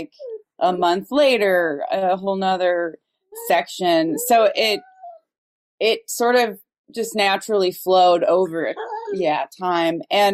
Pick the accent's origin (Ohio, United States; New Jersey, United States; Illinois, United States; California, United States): Ohio, United States; Dayton; also born or lived in Cincinnati, Ohio; I grew up in Dayton, Ohio.